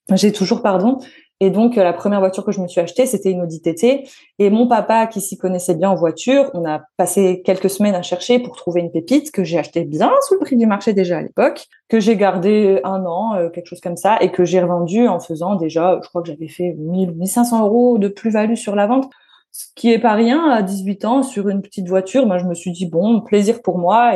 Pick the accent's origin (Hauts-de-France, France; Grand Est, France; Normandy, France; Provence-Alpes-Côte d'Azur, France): Grand Est, France; Metz; Je suis née à Metz.